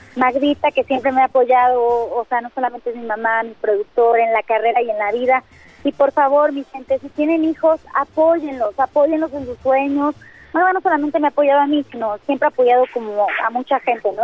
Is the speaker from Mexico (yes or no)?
yes; Mexico; como mexicanos sí es momento de, unirnos